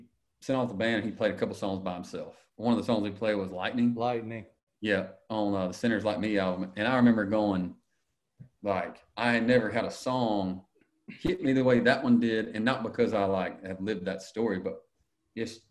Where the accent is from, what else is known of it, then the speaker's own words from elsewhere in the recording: Harlem, Georgia, United States; I was from Harlem, Georgia, a little bitty town outside of Augusta